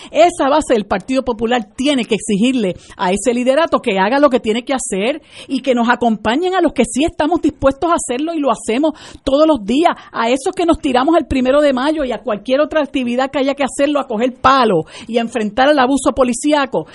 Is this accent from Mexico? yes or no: no; Puerto Rico